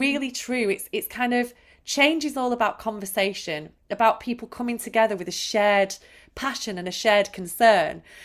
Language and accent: English; Manchester, North West England, United Kingdom; I was brought up in Manchester